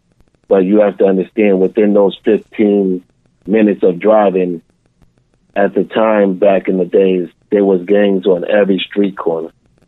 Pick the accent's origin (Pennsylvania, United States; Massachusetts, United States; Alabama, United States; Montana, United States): Massachusetts, United States; Boston; I was born and raised in Boston, Mass. So the majority of my stories take place in Boston. And I grew up in the Dorchester section probably for my first 12 years. And then I moved to the Mattapan section.